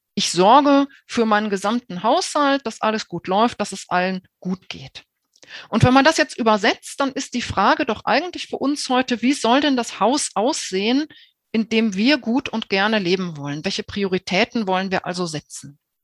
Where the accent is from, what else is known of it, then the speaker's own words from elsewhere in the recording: Germany; bei uns in Deutschland